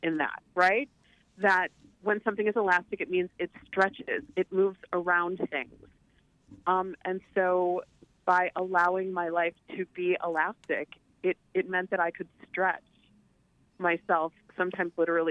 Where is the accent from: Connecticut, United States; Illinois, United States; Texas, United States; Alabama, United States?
Illinois, United States; Chicago; in Chicago, growing up in Chicago